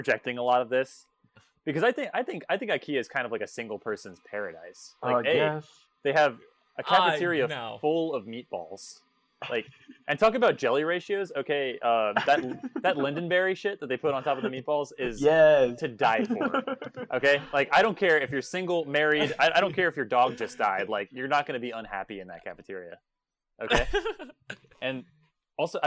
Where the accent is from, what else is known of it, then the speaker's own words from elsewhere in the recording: Florida, United States; I'm from Florida